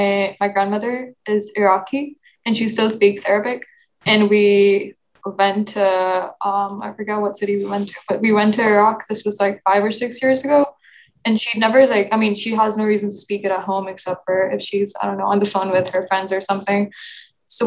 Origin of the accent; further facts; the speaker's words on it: Pakistan; moved away; I grew up in Pakistan. It's not like I grew up somewhere else.